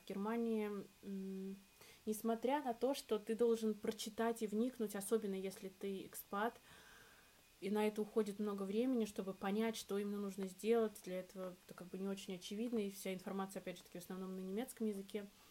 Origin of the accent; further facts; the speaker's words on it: Russia; moved away as an adult; now in Berlin, Germany; я девочка из России